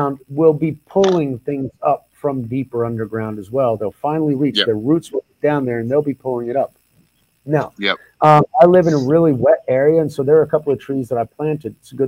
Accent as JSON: {"language": "English", "region": "Oklahoma", "country": "United States", "tie": "born or raised there", "said": "I grew up in Oklahoma, and so that was the land of the 13 tribes"}